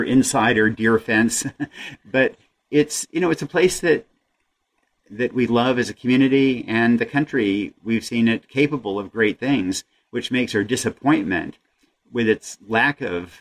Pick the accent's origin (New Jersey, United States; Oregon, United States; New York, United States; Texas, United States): Oregon, United States; Yamhill; I'm from Yamhill, too